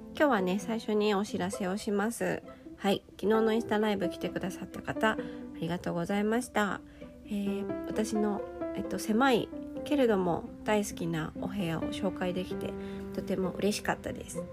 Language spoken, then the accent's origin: Japanese; Japan; 日本で生まれ育った私